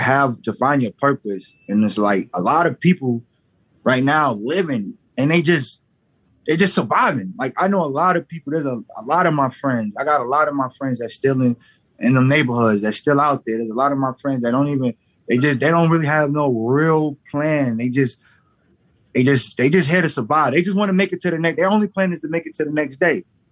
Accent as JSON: {"language": "English", "region": "New York", "country": "United States", "tie": "born or raised there", "also_born_or_lived": "Southern US", "said": "I grew up in New York and down south. I got best of both worlds."}